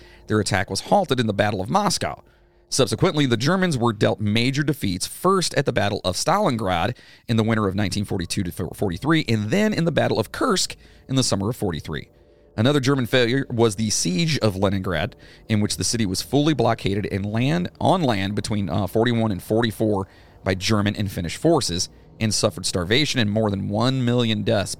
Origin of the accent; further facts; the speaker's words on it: England, United Kingdom; I'm English as shit, which means you're a lot of English, too.